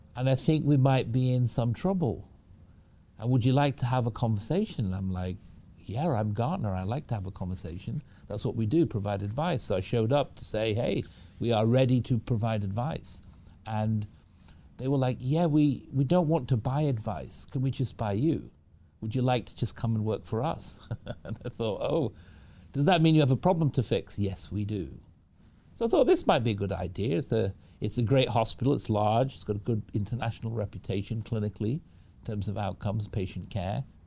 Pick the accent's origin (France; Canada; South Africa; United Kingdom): United Kingdom; Manchester, North West England; moved away as an adult; now in United States; I was raised in the United Kingdom from Manchester in the U K. That's where I grew up, came over to the U S when I was about eighteen